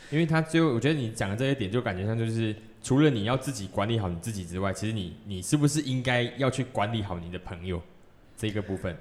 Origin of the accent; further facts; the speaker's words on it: Malaysia; 我身为一个马来西亚人